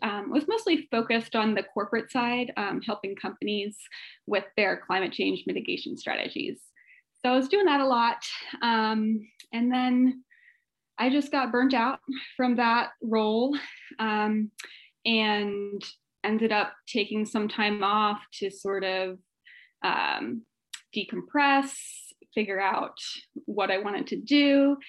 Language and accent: English; Virginia, United States; moved away as an adult; now in San Diego, United States; I am from the East Coast, from Virginia most recently, moved to San Diego in 2019, right before COVID pretty much.